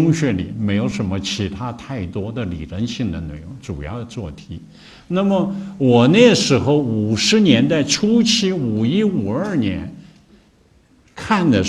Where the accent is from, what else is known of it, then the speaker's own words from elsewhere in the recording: China; 或者说我们中国人编的，这个它都是其中很多也一或者有相当一些吧，提的都是外国人的名字